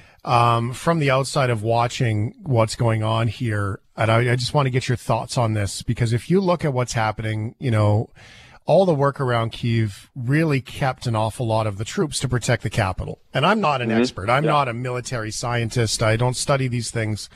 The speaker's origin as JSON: {"language": "English", "country": "Canada", "said": "me as a Canadian"}